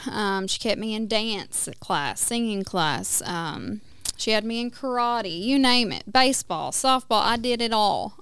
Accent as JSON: {"language": "English", "region": "West Tennessee", "country": "United States", "tie": "born or raised there", "moved": "yes", "lives_now": "Oklahoma, United States", "said": "I was born and raised in Tennessee, um, in West Tennessee."}